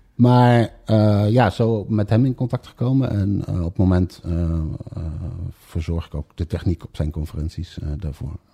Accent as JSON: {"language": "Dutch", "town": "Bemmel", "region": "Gelderland", "country": "Netherlands", "tie": "born or raised there", "also_born_or_lived": "Amsterdam", "said": "geboren in Amsterdam. Eh, op zeer jonge leeftijd eh, met mijn ouders vanwege de aanleg van de metrolijn verhuisd naar het pittoreske oh. Bemmel."}